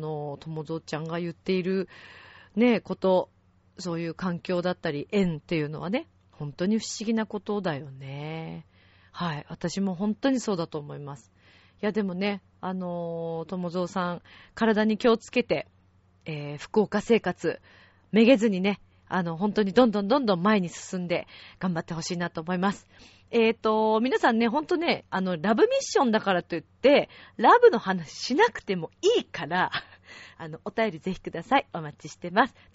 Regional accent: Italy; Japanese is a second language; やっぱりイタリア人として行

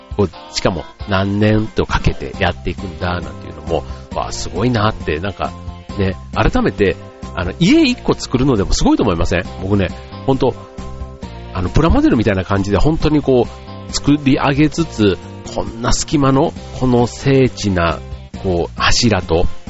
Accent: Osaka, Japan; moved away; also born or lived in Tokyo; 僕は大阪出身なので

